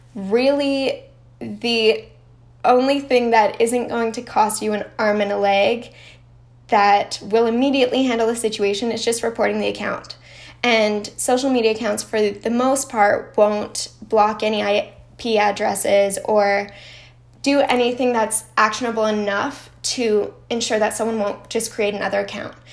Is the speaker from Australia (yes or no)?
no; Canada; I'm Canadian